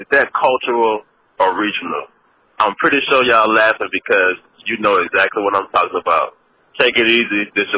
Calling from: Baton Rouge, Louisiana, United States; I'm calling from Baton Rouge, Louisiana, from the South.

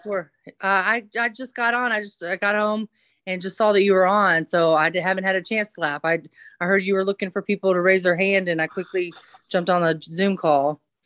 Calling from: Atlanta, Georgia, United States; I'm calling from Atlanta, Hot Atlanta

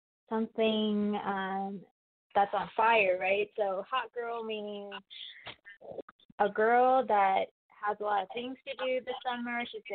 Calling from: California, United States; I'm calling from California.

